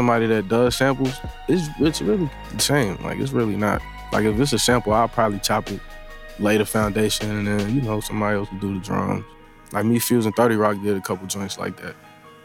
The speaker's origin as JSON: {"language": "English", "town": "Atlanta", "region": "Georgia", "country": "United States", "said": "I'm from Atlanta."}